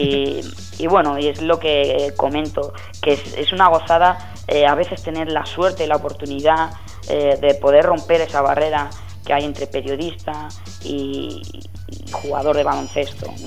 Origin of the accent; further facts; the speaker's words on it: Spain; soy periodista español